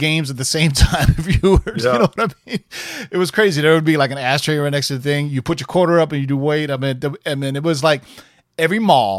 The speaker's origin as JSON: {"language": "English", "town": "Houston", "region": "Texas", "country": "United States", "tie": "born or raised there", "said": "When I was a kid growing up in Houston."}